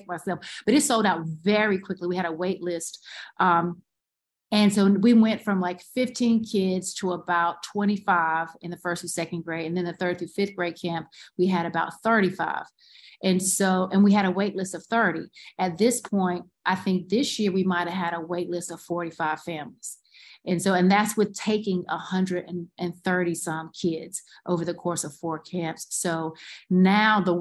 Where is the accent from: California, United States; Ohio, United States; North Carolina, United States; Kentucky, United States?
North Carolina, United States; Goldston; now in Durham, United States; I'm from Golston, North Carolina